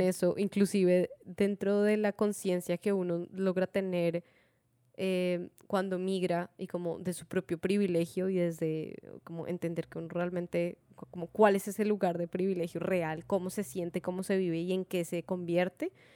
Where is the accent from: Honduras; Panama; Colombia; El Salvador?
Colombia; moved away as an adult; now in Spain; somos mujeres latinas, colombianas